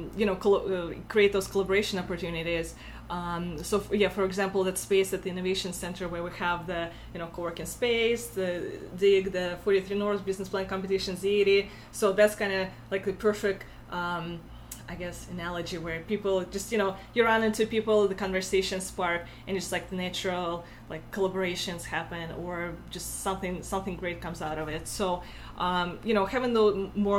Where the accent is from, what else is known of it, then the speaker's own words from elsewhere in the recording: Russia; accent: Russian; English is a second language; moved away as an adult; now in Buffalo, United States; I'm from Russia originally, as you can tell by my accent.